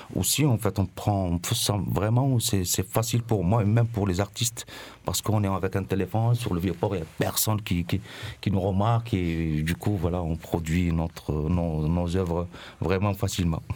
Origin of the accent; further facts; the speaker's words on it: Mostaganem Province, Algeria; moved away as an adult; now in Marseille, France; ma ville natale qui s'appelle Mostaganam